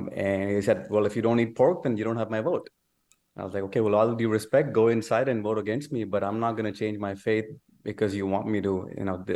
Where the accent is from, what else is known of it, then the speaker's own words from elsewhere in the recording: Pakistan; moved away as an adult; now in Texas, United States; I was born in Pakistan and moved to United States when I was 19 years old.